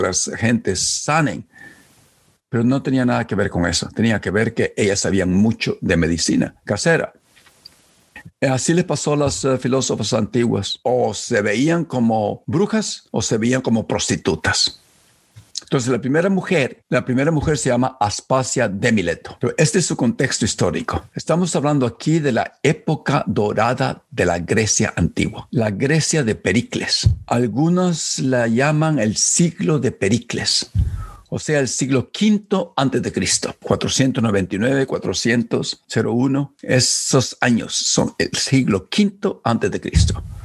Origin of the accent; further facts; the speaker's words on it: Chalchuapa, Santa Ana, El Salvador; cuando yo estaba creciendo en, mi pueblo Chalchuapa